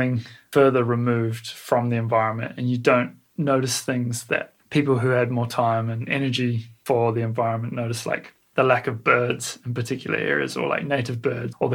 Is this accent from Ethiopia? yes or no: no; New Zealand; as a Kiwi